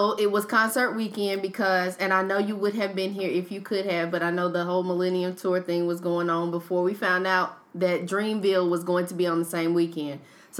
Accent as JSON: {"language": "English", "region": "North Carolina", "country": "United States", "said": "I'm not from Raleigh, but I am from the 919, so it feels like home whenever I go there."}